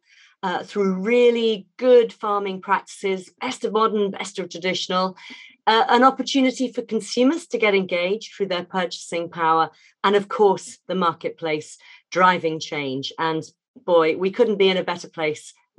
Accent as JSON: {"language": "English", "area": "Hampshire", "region": "South East England", "country": "United Kingdom", "tie": "born or raised there", "said": "where we lived and where I was brought up down in Hampshire"}